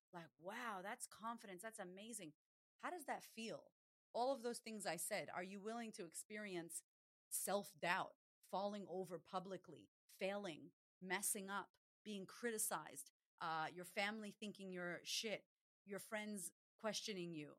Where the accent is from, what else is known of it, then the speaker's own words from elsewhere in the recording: Boston, Massachusetts, United States; now in Australia; We're Puerto Rican descent. And I'm from Boston originally, but I live in Australia